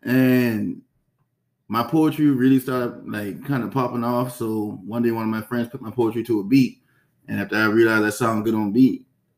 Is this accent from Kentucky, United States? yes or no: no; North Charleston, South Carolina, United States; I'm from North Charleston, born and raised off of Ashley Falls State.